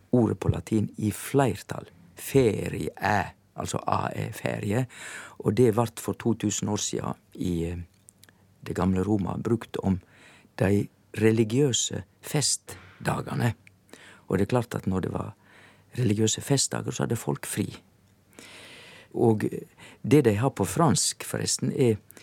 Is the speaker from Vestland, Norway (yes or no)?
yes; Indre Sogn, Vestland, Norway; på vestsida så kommer du til Indre Sogn, og der er jeg ifra